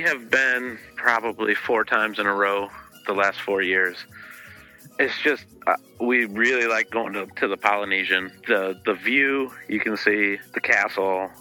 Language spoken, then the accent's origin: English; Midwest, United States; I'm from the Midwest and in the states